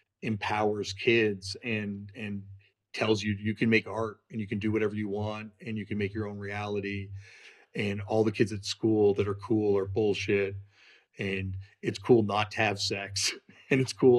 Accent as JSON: {"language": "English", "country": "Canada", "said": "I'm saying this is like a settler white person, but like, you know, you define yourself as like, yeah. I'm not American and I'm not British. My parents left England. My dad left England and my grandparents left Scotland on my mom's side"}